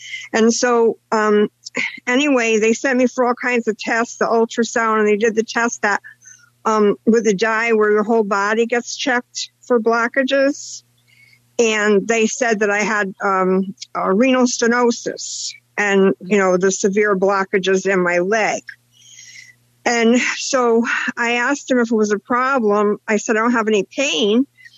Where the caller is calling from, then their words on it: Connecticut, United States; I'm Connecticut.